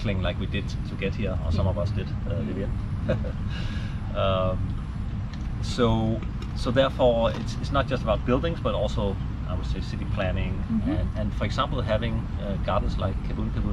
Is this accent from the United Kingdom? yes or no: no; Copenhagen, Capital Region of Denmark, Denmark; moved away as an adult; now in Malaysia; Well, I'm from Copenhagen, so that's one of the cycling capitals of the world.